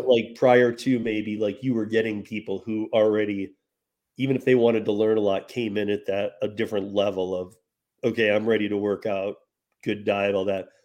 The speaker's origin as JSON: {"language": "English", "region": "Michigan", "country": "United States", "tie": "born or raised there", "moved": "as an adult", "said": "grew up in Michigan, and I learned bartending and all that in Michigan"}